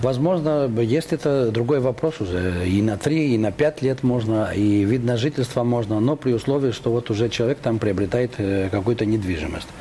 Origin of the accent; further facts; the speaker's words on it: Greece; now in Moscow, Russia; я из Москвы ездил э, как турист в свою собственную страну